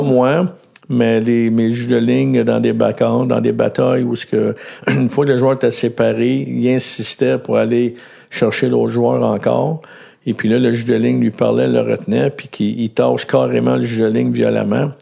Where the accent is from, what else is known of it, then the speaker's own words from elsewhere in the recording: Laval, Quebec, Canada; je suis né à Laval. Et puis, euh, j'ai grandi à Laval